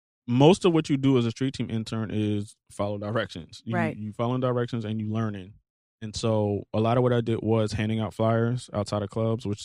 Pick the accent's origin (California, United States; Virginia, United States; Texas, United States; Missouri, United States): Virginia, United States; Hampton; moved away; I'm from Hampton. My mother did 20 years in the Navy. My father did 20 years in the Marines.